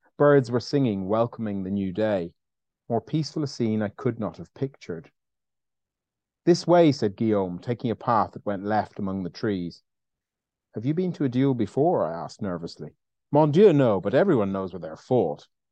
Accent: Ireland; I'm Irish

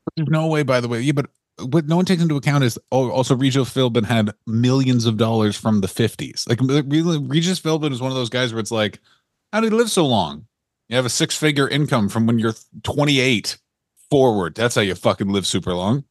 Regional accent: Ontario, Canada; I'm from a little place called Ontario

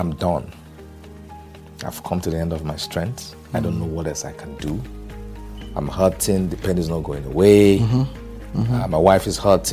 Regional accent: Achi, Enugu State, Nigeria; moved away; I'm from Achi, Ijiriva, local government of Enugu State

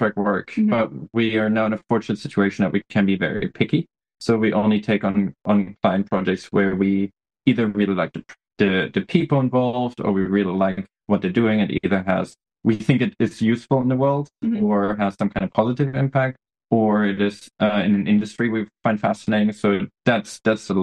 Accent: Germany; English is a second language; moved away as an adult; I grew up in Germany.

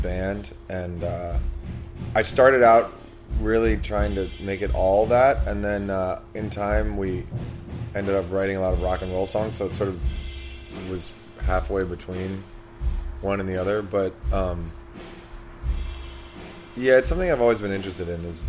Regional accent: Washington, District of Columbia, United States; We're both from Washington, D.C.

